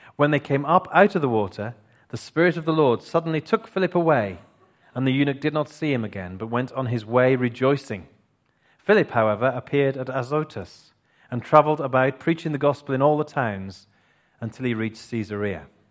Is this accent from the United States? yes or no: no; Clun, West Midlands, United Kingdom; I was born, that was the place I was born. I was born in Tlan. I am indeed a Tlannite.